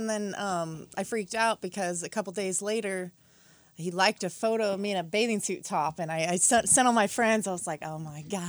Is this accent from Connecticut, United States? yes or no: no; Westwood, California, United States; It was Westwood, California, really small town.